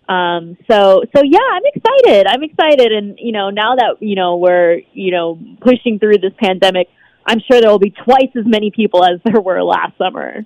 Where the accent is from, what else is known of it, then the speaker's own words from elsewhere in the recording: San Diego, California, United States; now in Las Vegas, United States; growing up in San Diego